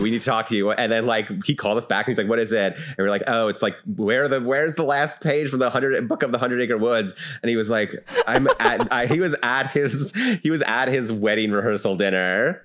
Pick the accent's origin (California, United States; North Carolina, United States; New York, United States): New York, United States; Albany; I'm from the Albany area